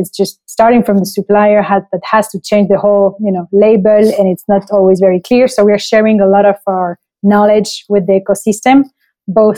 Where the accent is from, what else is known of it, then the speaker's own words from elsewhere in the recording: France; moved away as an adult; also born or lived in Montreal, Canada / Chile / Colombia; now in Mexico; I was raised in France. My dad was in the military, so we changed quite a few times of town